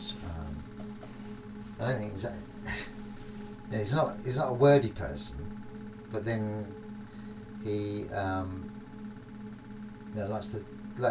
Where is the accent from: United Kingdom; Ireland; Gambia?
United Kingdom; London; accent: London; in London, being a Londoner